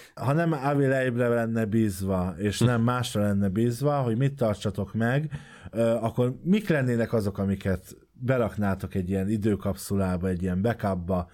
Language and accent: Hungarian; Hungary; magyarok vagyunk